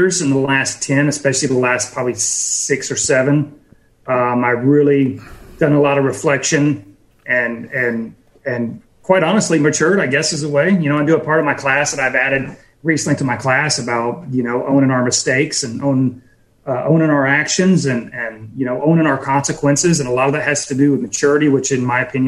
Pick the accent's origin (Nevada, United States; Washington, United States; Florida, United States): Florida, United States; Pensacola; we're in Pensacola